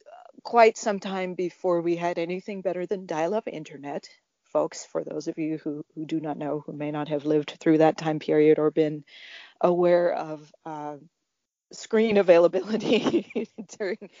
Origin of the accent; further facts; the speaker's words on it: Southeast Arkansas, United States; I grew up in Southeast Arkansas